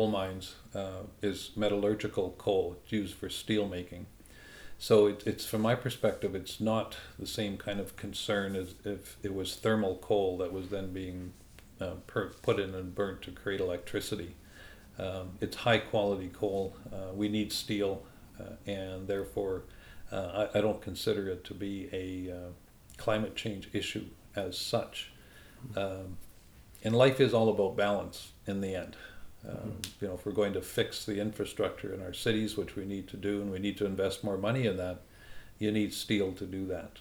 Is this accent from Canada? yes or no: yes; Canada; as a Canadian